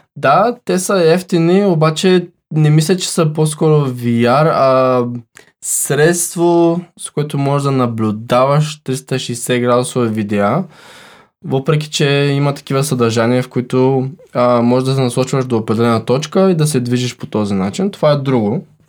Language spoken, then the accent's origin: Bulgarian; Bulgaria; сме българи